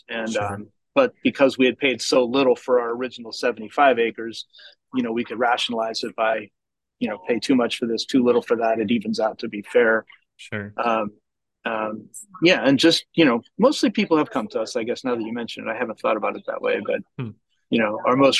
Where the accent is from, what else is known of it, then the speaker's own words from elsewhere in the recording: Georgia, United States; and we're from Georgia and Indiana happens to be centralized